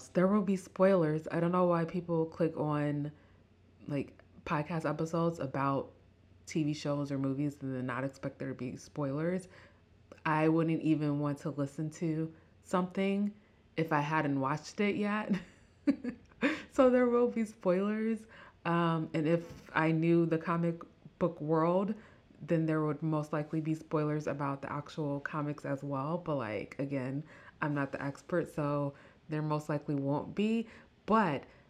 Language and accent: English; Midwest, United States; accent: Midwestern; my Midwestern accent